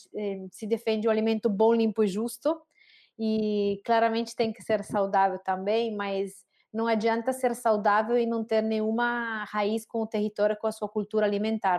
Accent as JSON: {"language": "Portuguese", "town": "Saluzzo", "region": "Piedmont", "country": "Italy", "also_born_or_lived": "Santa Catarina, Brazil", "second_language": "Portuguese", "moved": "as an adult", "lives_now": "Brazil", "said": "Eu sou de uma cidade bem pequena que se chama Saluzzo, uma cidade de um pouquinho mais de 16 mil habitantes, é, na região Piemonte, no norte da Itália"}